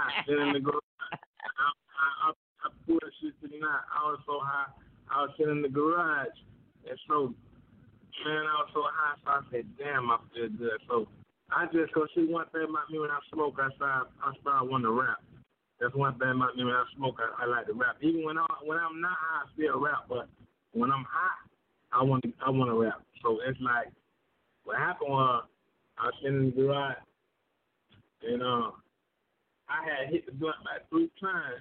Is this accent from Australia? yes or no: no; Riviera Beach, Florida, United States; I was born and raised in Palm Beach County. In Florida